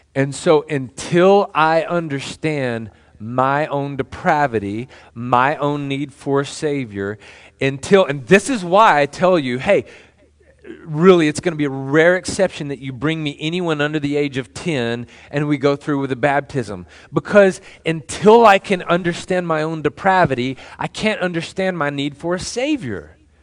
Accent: Temple, Texas, United States; moved away; when I was a child, I was growing up in Temple

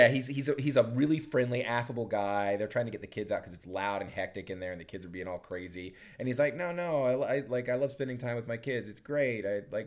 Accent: the American South, United States; I grew up in the American South.

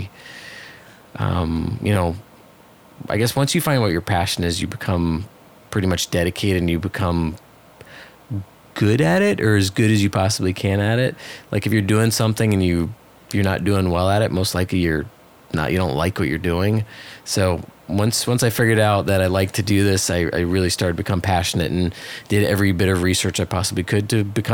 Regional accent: New York City, New York, United States; moved away as an adult; also born or lived in Miami, Florida; now in Hollywood, Florida, United States; I grew up in New York City on the Upper West Side

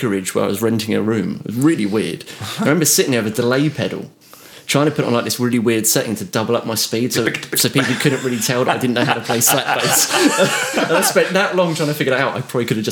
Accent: Isle of Wight, South East England, United Kingdom; moved away as an adult; also born or lived in London / Southampton; I come from the Isle of Wight where I didn't know many bass players

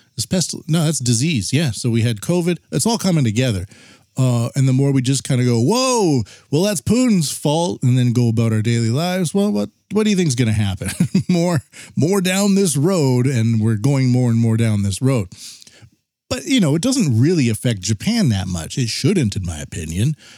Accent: Canada; I'm from Canada

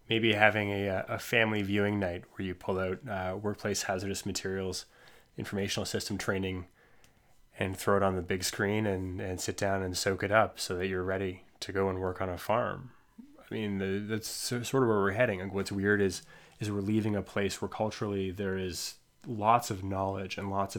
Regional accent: Ontario, Canada; I'm a kid from Ontario, so a lot of this is mythological and required high school reading

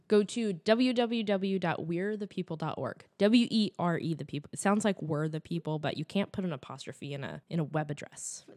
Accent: California, United States; I'm from California, I'm not from Texas

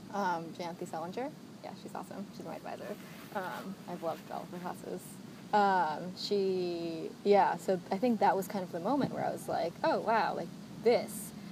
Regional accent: United States; a child of immigrants um, growing up, I guess, second generation Asian American

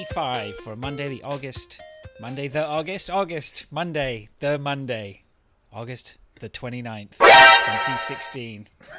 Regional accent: England, United Kingdom; now in Canada; I was born in Canada, but I moved to England when I was young, 12, and so I grew up all the way through until my 30s, until I got married and came back.

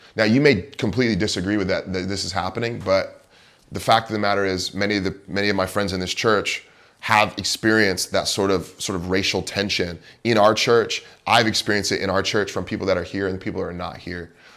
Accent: Bay Area, California, United States; moved away as an adult; also born or lived in Moscow, Idaho / Chicago / Pacific Northwest; Growing up in the Bay Area

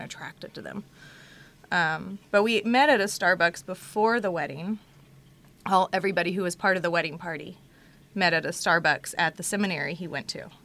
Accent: Houston, Texas, United States; moved away as an adult; now in Maryland, United States; I'm from Houston. I didn't leave Texas until I met …. Um, so I was there for 25 years

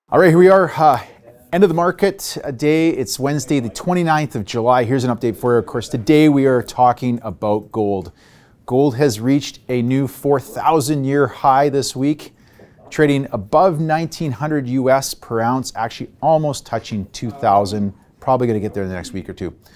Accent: Canada

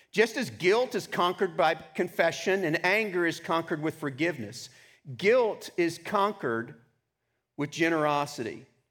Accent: Texas, United States; I grew up in Texas

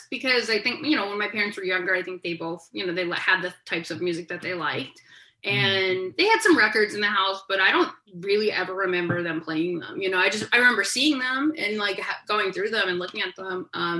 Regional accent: Johnston, Rhode Island, United States; moved away as an adult; also born or lived in Hartford, Connecticut; now in Los Angeles, United States; I grew up in Rhode Island.

